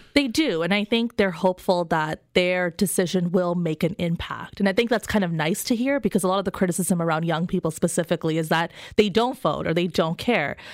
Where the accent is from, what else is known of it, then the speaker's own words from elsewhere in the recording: Canada; I'm a Canadian